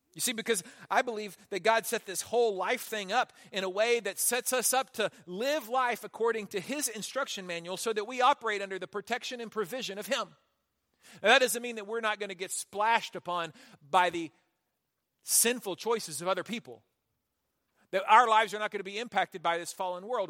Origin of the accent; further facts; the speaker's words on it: Houston, Texas, United States; I grew up in Houston